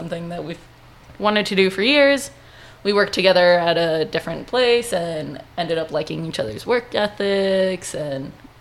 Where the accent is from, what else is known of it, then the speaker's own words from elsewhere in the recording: El Paso, Texas, United States; I'm born and raised in El Paso